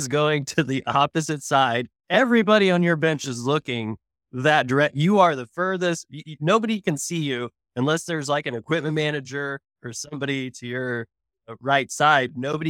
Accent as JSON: {"language": "English", "town": "Tulsa", "region": "Oklahoma", "country": "United States", "said": "So the interesting thing is because you know I'm from Tulsa, but it's one of those things where you kind of have like an appreciation for Oklahoma City."}